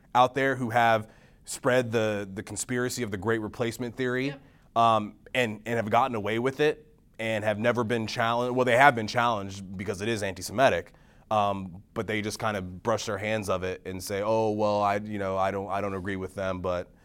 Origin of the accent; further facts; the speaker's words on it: Texas, United States; moved away; my home state of Texas